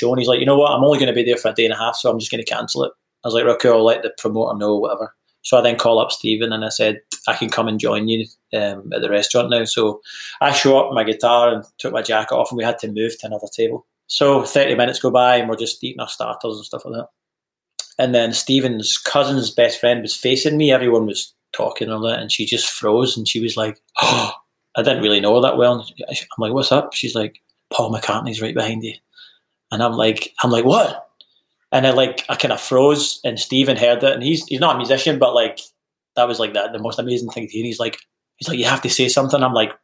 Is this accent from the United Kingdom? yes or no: yes; West Coast of Scotland, United Kingdom; moved away as an adult; now in Nashville, United States; I'm from the West Coast in Scotland